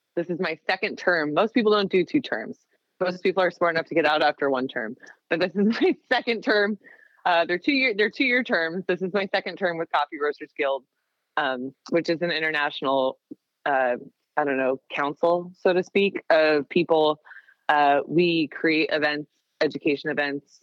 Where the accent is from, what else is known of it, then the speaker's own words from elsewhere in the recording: Seattle, Washington, United States; moved away as an adult; now in Portland, United States; I grew up in the Seattle area